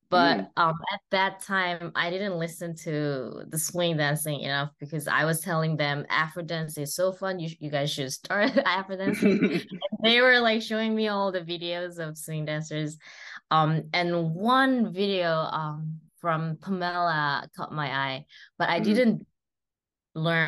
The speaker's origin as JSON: {"language": "English", "region": "Seoul", "country": "South Korea", "tie": "born or raised there", "said": "I am located in Seoul. I was born and raised in Seoul"}